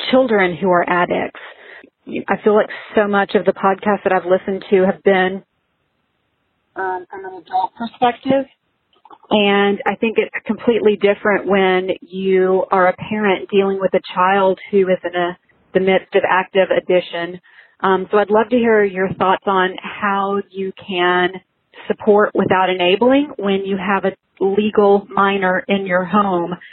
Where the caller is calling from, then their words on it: Dallas, Texas, United States; I'm calling from Dallas.